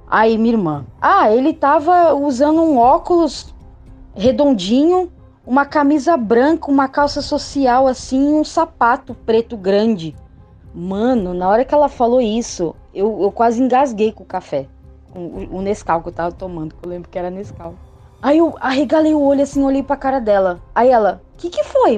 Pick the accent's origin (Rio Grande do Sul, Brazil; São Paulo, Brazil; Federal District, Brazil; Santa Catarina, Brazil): São Paulo, Brazil; Santos; eu sou de Santos, São Paulo